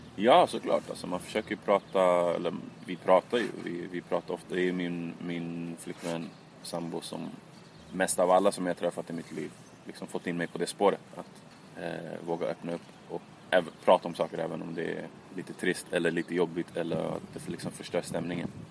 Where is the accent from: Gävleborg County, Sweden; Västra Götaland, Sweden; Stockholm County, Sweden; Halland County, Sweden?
Stockholm County, Sweden; Stockholm; jag var från Tensta